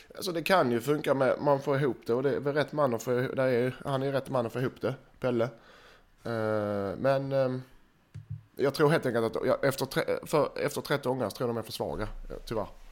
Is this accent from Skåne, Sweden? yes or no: yes; Skåne, Sweden; jag är skåning